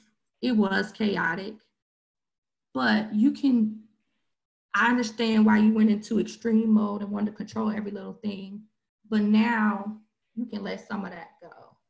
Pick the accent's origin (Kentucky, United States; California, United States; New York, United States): California, United States; Long Beach; also born or lived in Memphis / Benton Harbor; I grew up in Long Beach, California, where I'm from, Memphis, Tennessee, and Michigan, Benton Harbor, Michigan, right?